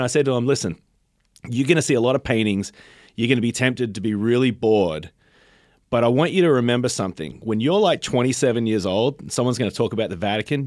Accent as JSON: {"language": "English", "country": "Australia", "tie": "born or raised there", "moved": "yes", "lives_now": "United States"}